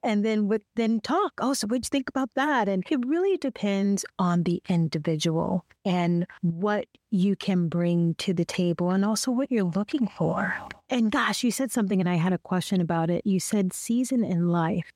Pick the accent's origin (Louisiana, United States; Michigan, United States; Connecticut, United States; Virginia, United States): Michigan, United States; Detroit; moved away as an adult; also born or lived in Youngstown, Ohio; Detroit, Michigan, my hometown